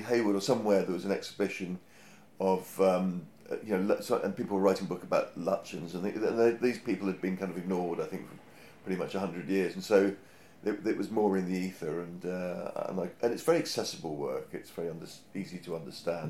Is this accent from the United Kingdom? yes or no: yes; Hampshire, South East England, United Kingdom; now in London, United Kingdom; I grew up in Hampshire